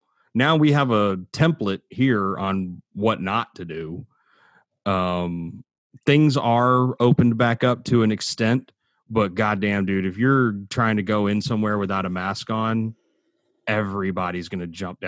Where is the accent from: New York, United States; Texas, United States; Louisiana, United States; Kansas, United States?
Texas, United States; moved away as an adult; I have always felt stifled in my home state. I've always felt stifled. I've always felt held back by a lot of the people and the beliefs in my home state.